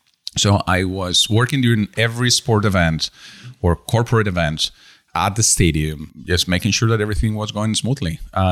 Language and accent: English; Spain; first language Spanish; English is a second language; No, we speak Spanish in Spain.